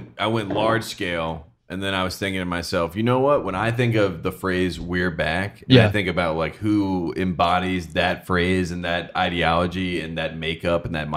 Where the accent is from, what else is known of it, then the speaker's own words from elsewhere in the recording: North Carolina, United States; There was a program in my state, my home state, on Tobacco Road.